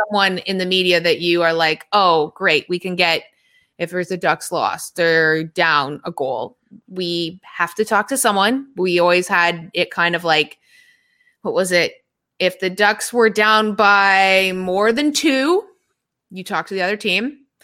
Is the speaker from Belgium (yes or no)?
no; Toronto, Ontario, Canada; moved away; I'm from Toronto